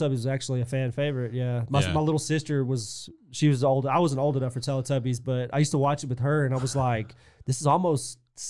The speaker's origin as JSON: {"language": "English", "region": "England", "country": "United Kingdom", "tie": "born or raised there", "said": "I grew up in in England. It was a neighborhood with 60 houses on one side of the street and 60 houses on the other side of the street."}